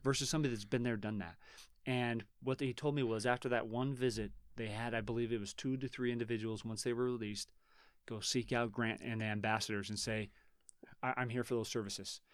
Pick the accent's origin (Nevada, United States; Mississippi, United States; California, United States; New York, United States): Nevada, United States; Reno; born or raised there